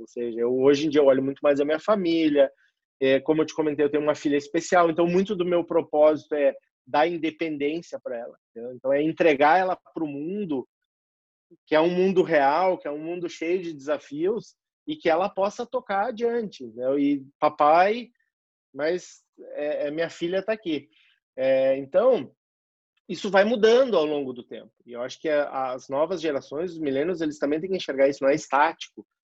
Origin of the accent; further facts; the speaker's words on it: Rio Grande do Sul, Brazil; moved away as an adult; also born or lived in Porto Alegre; now in São Paulo, Brazil; sou gaúcho